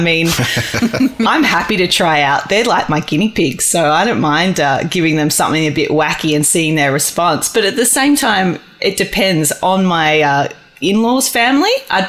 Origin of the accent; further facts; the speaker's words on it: Australia; you know, we're Australian. We want to travel. We want to experience the world.